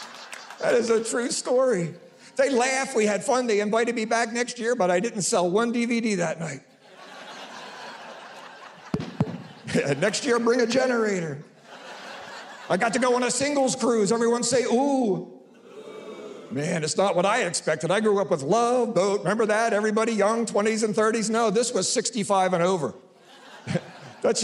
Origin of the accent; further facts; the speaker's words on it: Philadelphia, Pennsylvania, United States; I'm from South Philly